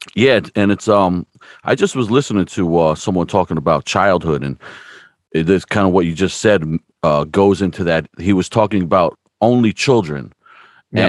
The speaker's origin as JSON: {"language": "English", "region": "New Jersey", "country": "United States", "moved": "yes", "lives_now": "Stroudsburg, United States", "said": "I'm actually from New Jersey myself, but I moved out here as a young guy"}